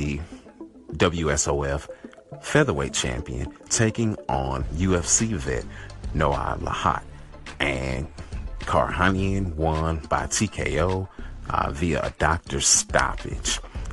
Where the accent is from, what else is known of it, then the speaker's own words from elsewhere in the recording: Nigeria; I am Nigerian